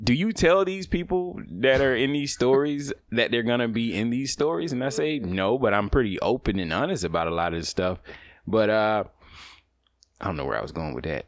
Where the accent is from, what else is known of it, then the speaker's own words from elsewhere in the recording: the South, United States; I grew up in the South. It's very traditional.